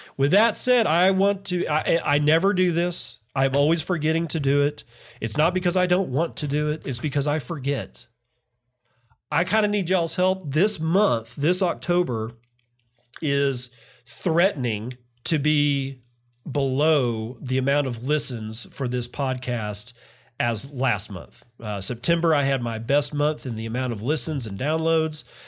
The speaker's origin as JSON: {"language": "English", "region": "Texas", "country": "United States", "tie": "born or raised there", "said": "I grew up in Texas"}